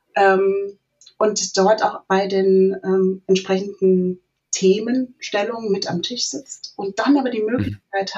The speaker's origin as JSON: {"language": "German", "region": "southern Hesse", "country": "Germany", "tie": "born or raised there", "said": "ich bin groß geworden in einem äh, kleinen Dorf im Südhessischen"}